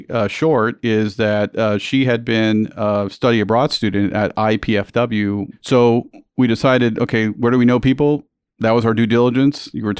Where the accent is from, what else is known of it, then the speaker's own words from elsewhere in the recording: San Juan, Puerto Rico; also born or lived in United States; originally I'm from Puerto Rico, and I think you know my story, but for your listeners, I was born and raised in San Juan